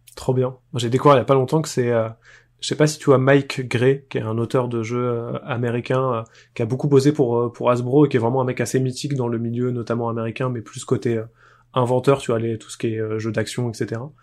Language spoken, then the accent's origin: French; Poitiers, Nouvelle-Aquitaine, France; j'ai été joueur, arbitre et organisateur de tournois à Poitiers là où j'ai grandi